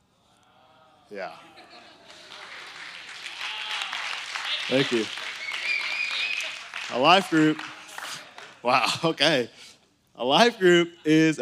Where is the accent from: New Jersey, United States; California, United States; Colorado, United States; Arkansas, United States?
Arkansas, United States; Conway; I grew up in Conway